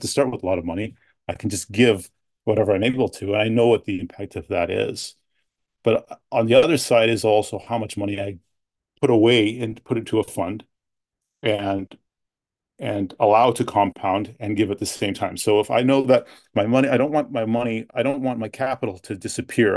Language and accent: English; London, Ontario, Canada; also born or lived in Edmonton, Alberta / Toronto / United States; now in near Ottawa, Canada; grew up most mostly in, in London, Ontario